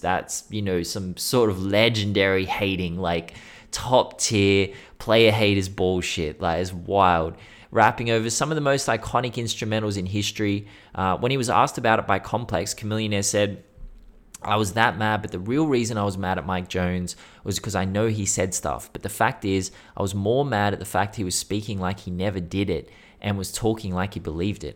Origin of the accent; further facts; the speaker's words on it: Sydney, New South Wales, Australia; I'm from Sydney, Australia, not Houston, Texas